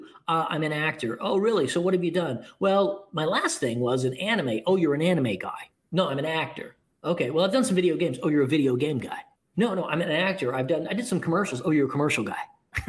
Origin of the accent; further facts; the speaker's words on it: Texas, United States; I'm born and raised in Texas.